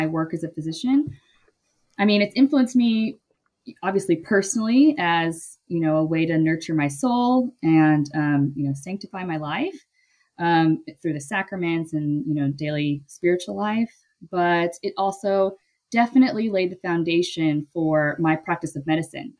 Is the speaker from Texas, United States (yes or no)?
yes; Dallas, Texas, United States; moved away as an adult; also born or lived in California / Austin, Texas / Phoenix, Arizona; I am born and raised in Texas, in Dallas, Texas